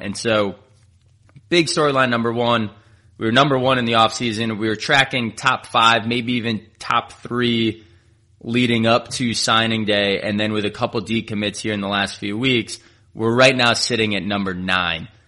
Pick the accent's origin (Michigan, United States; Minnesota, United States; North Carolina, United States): Minnesota, United States; moved away as an adult; now in Atlanta, United States; I'm actually from Minnesota, got up there, and, and stayed with my family